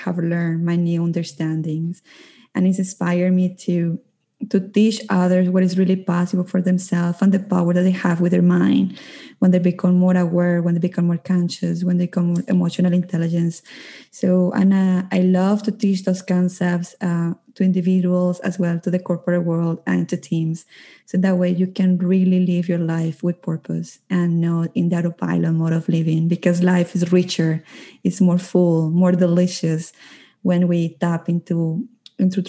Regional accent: Colombia; moved away as an adult; now in Calgary, Canada; I'm originally from Colombia, but I live in Canada, in Calgary. I have been living in Canada for 12 years

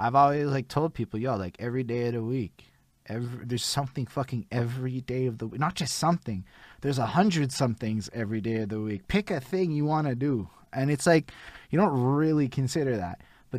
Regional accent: Montreal, Quebec, Canada; I come from Montreal.

